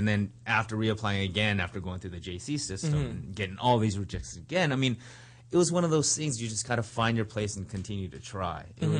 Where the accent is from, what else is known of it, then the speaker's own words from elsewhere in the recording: Los Angeles, California, United States; also born or lived in Berkeley, California; I grew up in Los Angeles, in Hawthorne Heights, if anyone's out there from Hawthorne Heights. It's a suburb about 25 miles southeast of here.